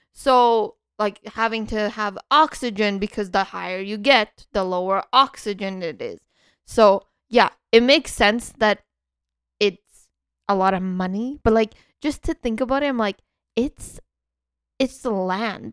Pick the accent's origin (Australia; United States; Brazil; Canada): Canada; in Canada, we get up to m, minus, uh, forty, forty something